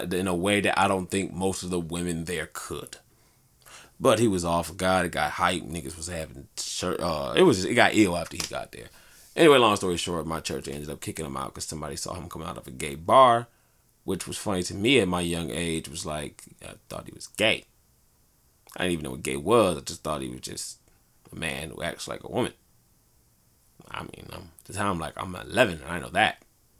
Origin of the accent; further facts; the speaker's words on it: Detroit, Michigan, United States; growing up in Detroit